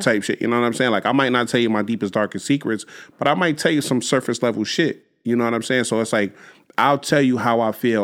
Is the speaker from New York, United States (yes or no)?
no; Jersey City, New Jersey, United States; I grew up in Jersey City. I grew up on Union Street in Jersey City